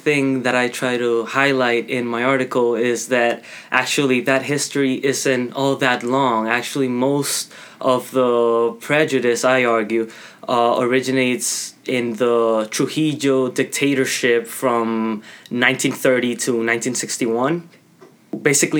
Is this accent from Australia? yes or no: no; Dominican Republic; now in Toronto, Canada; I'm from the Dominican Republic.